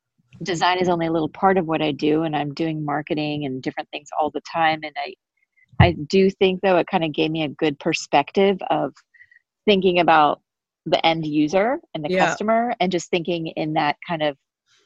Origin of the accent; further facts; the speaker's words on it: Dallas, Texas, United States; I'm from Dallas, Texas, where I actually currently am at the moment.